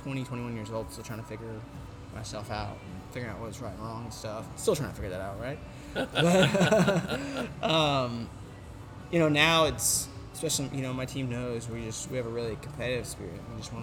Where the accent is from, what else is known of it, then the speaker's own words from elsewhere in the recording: Bologna, Emilia-Romagna, Italy; you know, I'm from Bologna, and, you know, went to college in Conway, Arkansas